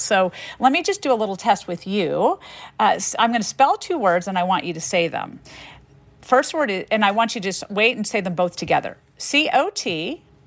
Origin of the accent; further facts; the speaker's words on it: the South, United States; growing up in the South with French-speaking parents